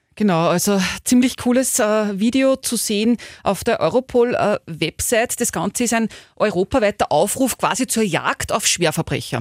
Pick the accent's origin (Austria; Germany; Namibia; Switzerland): Austria; Upper Austria; hier bei uns in Oberösterreich